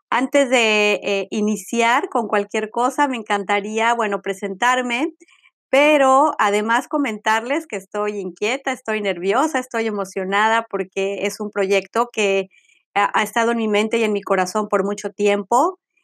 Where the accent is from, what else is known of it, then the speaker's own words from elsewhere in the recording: Mexico City, Mexico; now in Florida, United States; soy mexicana, nacida en Ciudad de México, ciudadana del mundo y el día de hoy vivo en el estado de Florida, en Estados Unidos